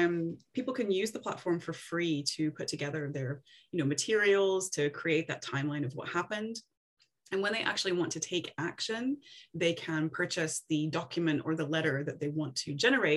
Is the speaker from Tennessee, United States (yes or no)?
yes; Tennessee, United States; moved away as an adult; now in Scotland, United Kingdom; So I'm originally from Tennessee, and I moved over to Scotland first to do my master's degree. And then I liked it so much, I decided to stay.